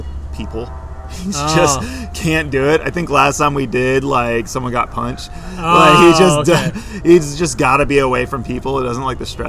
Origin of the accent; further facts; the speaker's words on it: Jacksonville, Florida, United States; from Jacksonville, Florida, Duval County. And you grew up there? Yeah, born and raised.